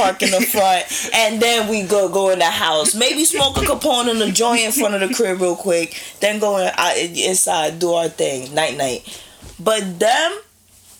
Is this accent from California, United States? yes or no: no; Perth Amboy, New Jersey, United States; also born or lived in New York; I'm from New Jersey. I grew up in Perth Amboy.